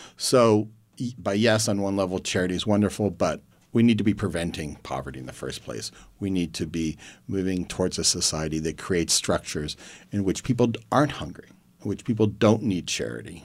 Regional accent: Youngstown, Ohio, United States; I grew up in Youngstown, Ohio

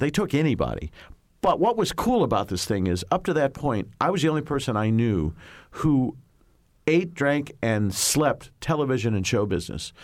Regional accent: Indianapolis, Indiana, United States; moved away; when I grew up in Indy

